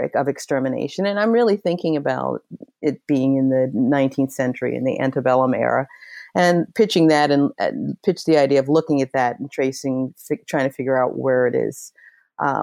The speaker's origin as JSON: {"language": "English", "town": "Washington", "region": "District of Columbia", "country": "United States", "tie": "born or raised there", "also_born_or_lived": "York, Pennsylvania", "said": "I was born in York, Pennsylvania, but moved to Washington, D.C. when I was about 8 years, 8 years old"}